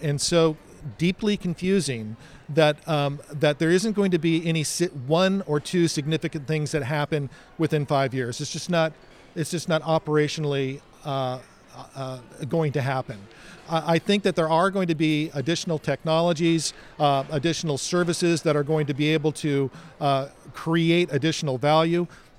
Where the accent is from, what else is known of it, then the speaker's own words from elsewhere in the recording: California, United States; Growing up in Southern California, I think it's almost mandatory that you get a job at Disneyland.